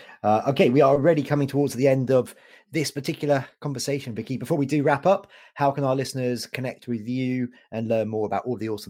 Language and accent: English; Canada; It was a bit too hot for me, I've got to tell you, as a Canadian